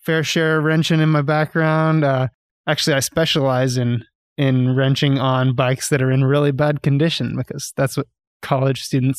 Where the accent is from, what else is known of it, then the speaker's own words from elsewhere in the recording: Dallas, Texas, United States; now in Northwest Arkansas, United States; I grew up in Texas, okay. Dallas, Texas.